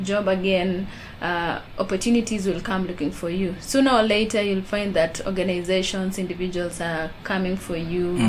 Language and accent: English; Baringo County, Kenya; I come from Baringo